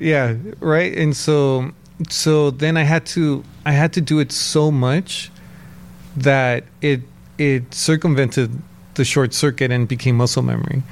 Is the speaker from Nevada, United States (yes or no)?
no; San Gabriel Valley, California, United States; I grew up in San Gabriel Valley